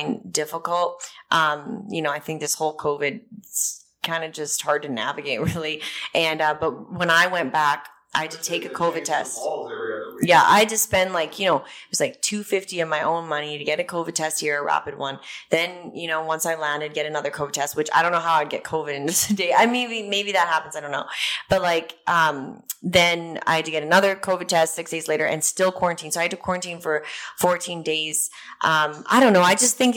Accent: Canada; moved away as an adult; now in Nashville, United States; I'm from the Rocky Mountains

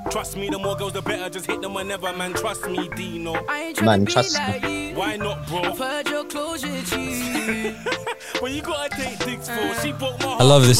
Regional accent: Australia; we're Australian and we are local.

